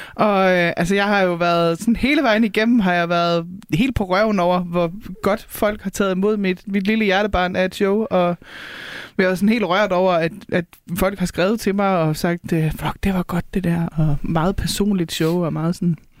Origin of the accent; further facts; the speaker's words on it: North Jutland, North Denmark Region, Denmark; now in Copenhagen, Denmark; nordjyder, hvor jeg kommer fra